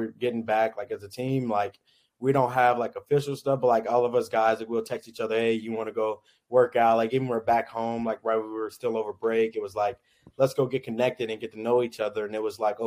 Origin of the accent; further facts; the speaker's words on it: Kansas City, Kansas, United States; I'm from the Kansas City area, which is closer to KU. So I grew up watching KU